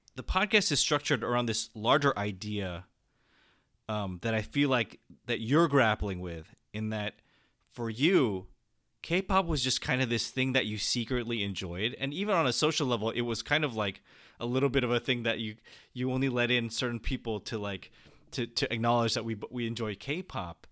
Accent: San Jose, California, United States; born or raised there

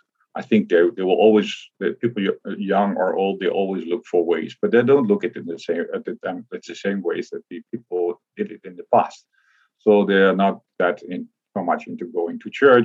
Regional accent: Netherlands; I grew up in the Netherlands

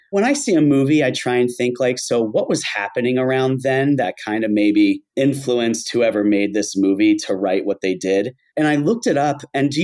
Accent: Pennsylvania, United States; I'm from Pennsylvania

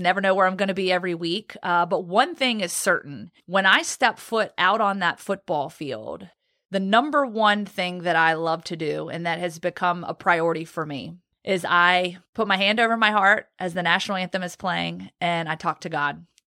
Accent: Roanoke, Virginia, United States; also born or lived in Guantanamo Bay, Cuba; now in Birmingham, Alabama, United States; I grew up in Roanoke, Virginia. I was actually born in Guantanamo Bay, Cuba

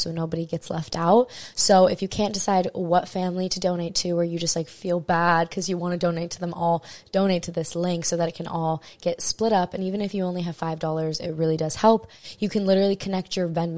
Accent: Maui, Hawaii, United States; I'm born and raised in Maui, Hawaii

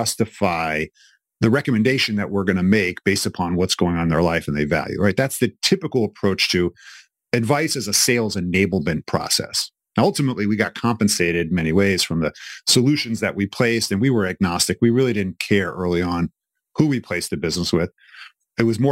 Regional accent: New York City, New York, United States; moved away as an adult; also born or lived in Philadelphia; I'm originally from New York City

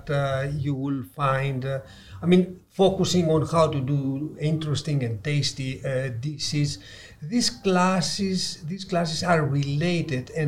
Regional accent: Ikaria, North Aegean, Greece; I am from the Blue Zone Greek island of Ikaria

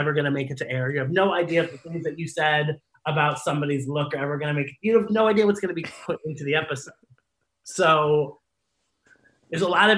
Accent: Columbus, Ohio, United States; booked myself at my hometown bar

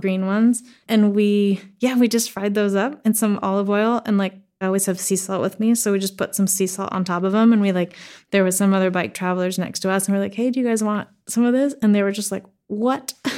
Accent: the Northwest, Pacific Northwest, United States; I grew up in the Northwest, and like I said, um, Swedish mom, American dad

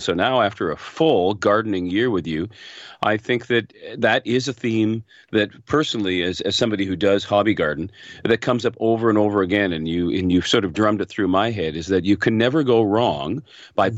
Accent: Hamilton, Ontario, Canada; I grew up in the Hamilton area

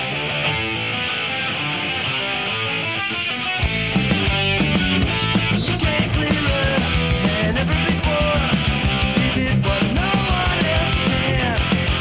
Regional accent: New York, United States; I'm from New York, I'm an East Coast guy

